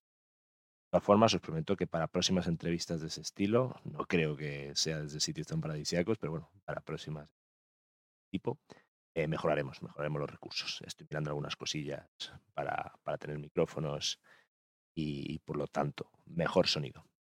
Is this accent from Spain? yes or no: yes; Mallorca, Balearic Islands, Spain; mi tierra, de Mallorca